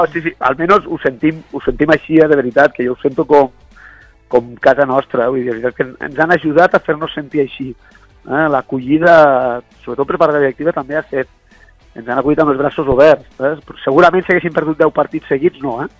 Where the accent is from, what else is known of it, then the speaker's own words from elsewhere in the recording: Balaguer, Catalonia, Spain; som els dos de Balaguer i ens coneixíem ja de molts anys